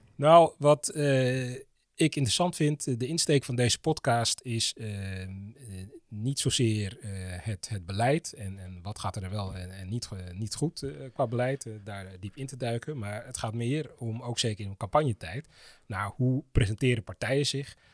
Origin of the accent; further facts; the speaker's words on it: Amsterdam, North Holland, Netherlands; Ik ben Amsterdammer, 43 jaar, politieke junkie.